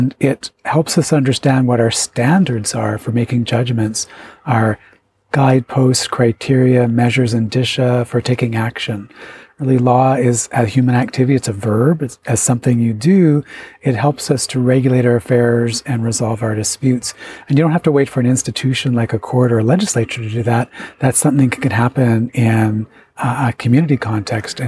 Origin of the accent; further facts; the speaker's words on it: Chippewas of Nawash First Nation, Georgian Bay, Ontario, Canada; I'm of the Otter clan from the Chippewa of the Nawash First Nation in Ontario on the shores of Georgian Bay